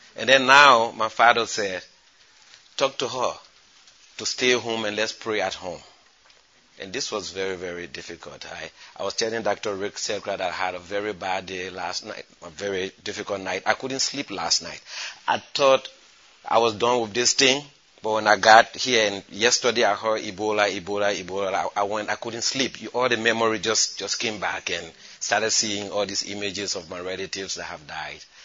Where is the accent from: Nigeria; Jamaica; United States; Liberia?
Liberia; Foya, Lofa County; moved away; also born or lived in Niger; I come from Foya in Liberia.